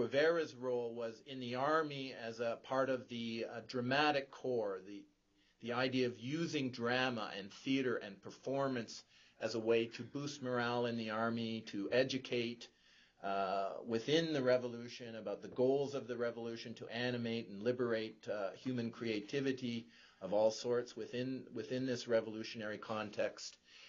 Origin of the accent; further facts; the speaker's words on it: Canada; that as Canadian citizens, we don't use healthcare as a point of division between rich and poor.